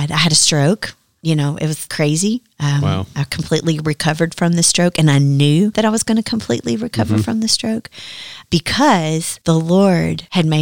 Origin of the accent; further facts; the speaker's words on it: Dyersburg, Tennessee, United States; I was from Dyersburg